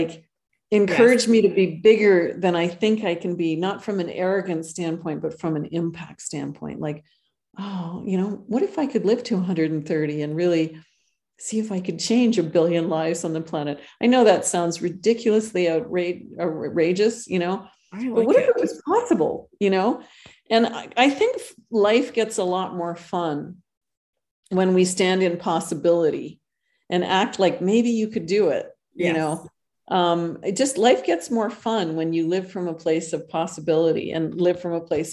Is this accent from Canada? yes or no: yes; Canada; moved away as an adult; now in Costa Rica; I'm originally Canadian